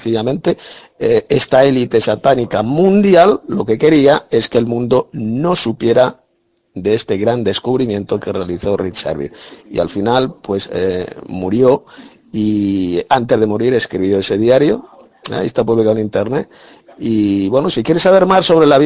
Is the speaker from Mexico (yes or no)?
no; Galicia, Spain; Soy abogada de Galicia, España.